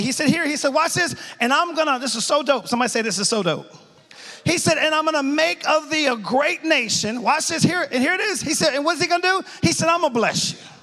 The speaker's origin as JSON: {"language": "English", "town": "Dover", "region": "Delaware", "country": "United States", "tie": "born or raised there", "moved": "yes", "said": "Born and raised in Dover, Delaware, went to Delaware State College"}